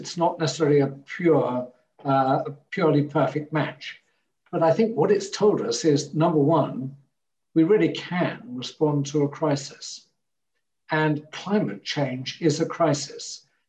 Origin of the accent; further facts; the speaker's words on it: Hamburg, Germany; born there; Never, because I was born in Hamburg, and within a year, we were traveling to Denmark and then back to Hamburg